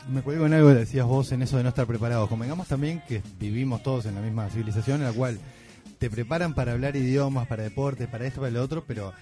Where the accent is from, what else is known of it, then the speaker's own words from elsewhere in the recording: Uruguay; somos los uruguayos